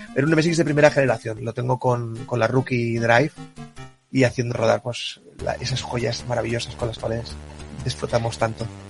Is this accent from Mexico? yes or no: no; El Prat de Llobregat, Catalonia, Spain; also born or lived in Tarragona / Japan; now in Reus, Spain; yo soy del Prat, pero he vivido tiempo en Tarragona, ahora vivo en Reus